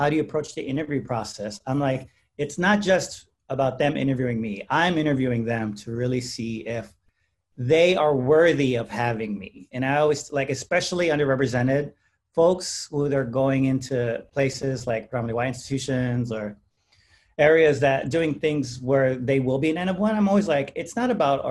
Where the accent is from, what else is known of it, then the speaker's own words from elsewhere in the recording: San Antonio, Texas, United States; I'm from San Antonio, predominantly Hispanic community